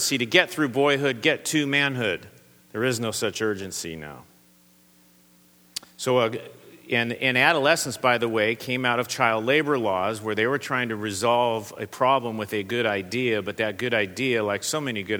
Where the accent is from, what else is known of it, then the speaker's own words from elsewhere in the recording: Southern California, United States; I come from Southern California